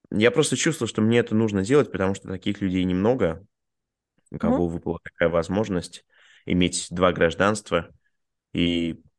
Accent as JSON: {"language": "Russian", "country": "Bulgaria", "tie": "born there", "also_born_or_lived": "Russia", "said": "я родился в Болгарии, у меня два гражданства, у меня российское и болгарское гражданство."}